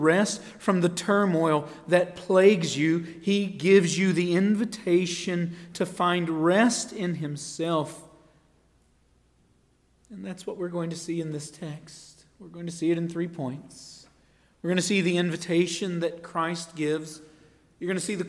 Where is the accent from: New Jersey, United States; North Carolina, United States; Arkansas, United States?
North Carolina, United States; Marshville; I grew up in Marshville, North Carolina.